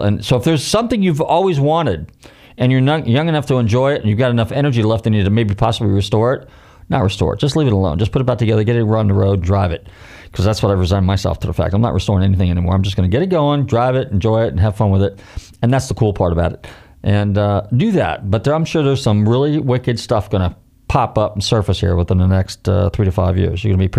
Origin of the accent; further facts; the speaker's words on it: California, United States; now in Florida, United States; I can say that because I came from California